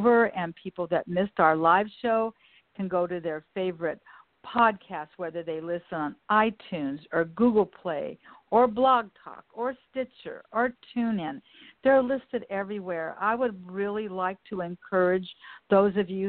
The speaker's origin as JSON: {"language": "English", "town": "Westchester", "country": "United States", "tie": "born or raised there", "said": "my hometown of Westchester"}